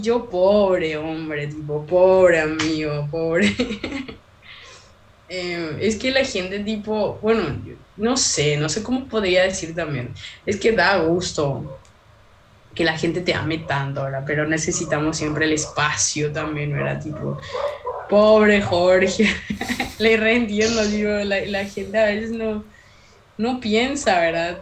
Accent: from the Chaco, Paraguay; Soy paraguaya, amo ser paraguaya, amo mis raíces, amo ser chaqueña

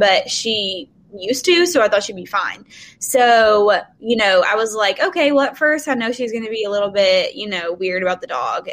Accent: Murfreesboro, Tennessee, United States; also born or lived in Hendersonville; I moved back home to Murfreesboro, which is where I'm from

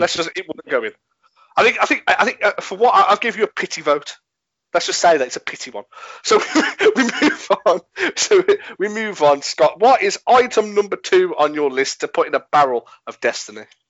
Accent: England, United Kingdom; I'm English

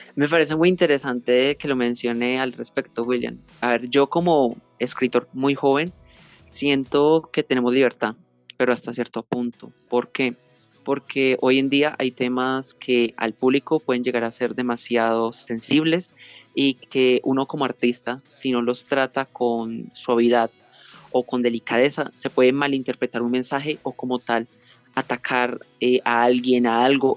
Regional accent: Colombia; also born or lived in Pereira, Risaralda; yo soy de Colombia, eh, vivo en la ciudad de Pereira, en el departamento de Risaralda

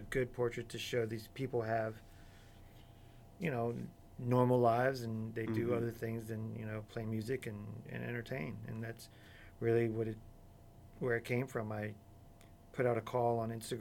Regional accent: Florida, United States; born or raised there; also born or lived in Chicago

